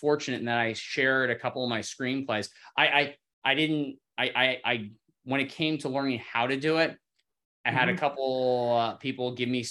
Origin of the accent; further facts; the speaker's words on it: Cincinnati, Ohio, United States; I grew up in the Midwest, in Cincinnati.